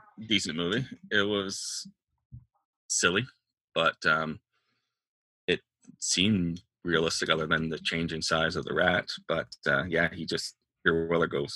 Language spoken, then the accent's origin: English; Victoria, British Columbia, Canada; my hometown of Victoria